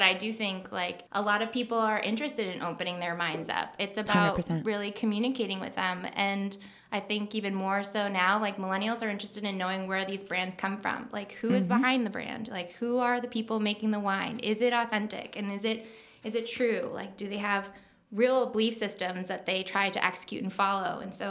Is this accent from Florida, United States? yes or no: no; New York, United States; accent: Long Island; I was born and raised on Long Island. I don't have the accent, but I can bring it out